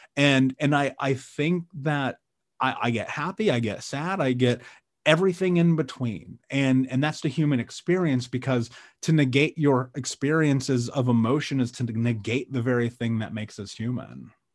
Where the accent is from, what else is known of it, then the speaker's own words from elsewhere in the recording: Indianapolis, Indiana, United States; I grew up in Indianapolis, um, the middle of America